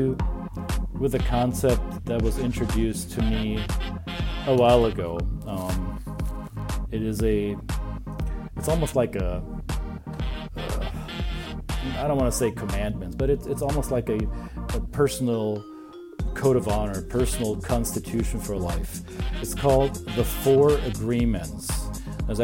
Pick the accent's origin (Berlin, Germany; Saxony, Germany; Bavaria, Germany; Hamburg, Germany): Bavaria, Germany; moved away; also born or lived in United States; I can be a proud Bavarian with all my peculiar identity quirks, right? I'm weird as a Bavarian